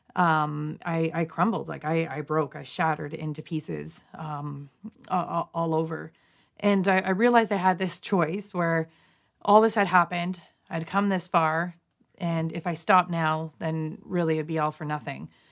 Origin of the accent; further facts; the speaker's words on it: London, Ontario, Canada; my hometown, London, Ontario, Canada